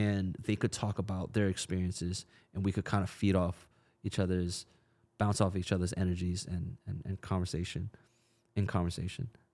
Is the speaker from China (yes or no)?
yes; China; now in United States; I was born in China